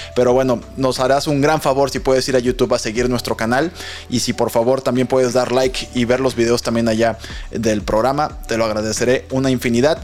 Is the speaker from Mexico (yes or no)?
yes; Mexico; como mexicanos